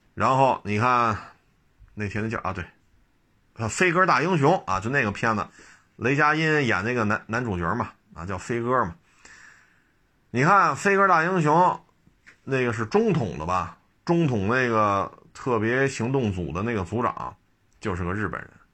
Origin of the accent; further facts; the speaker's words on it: China; 我也是中国人